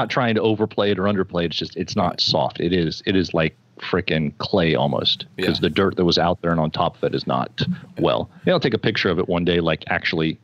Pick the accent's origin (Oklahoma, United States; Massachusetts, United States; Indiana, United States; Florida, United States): Florida, United States; I was born in Florida